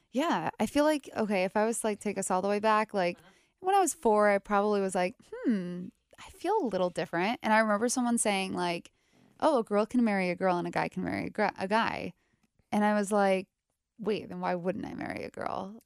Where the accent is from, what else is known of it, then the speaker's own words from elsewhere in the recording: New York area, United States; now in Cincinnati, United States; I'm from the New York area.